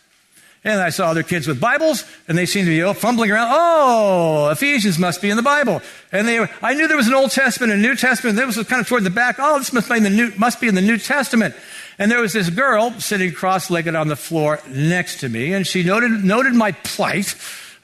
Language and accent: English; Mountain View, California, United States; I grew up here in Mountain View